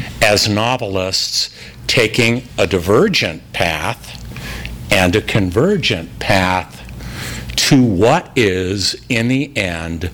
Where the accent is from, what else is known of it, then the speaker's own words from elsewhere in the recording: Los Angeles, California, United States; I was born in Los Angeles, the film noir epicenter at the height of the film noir era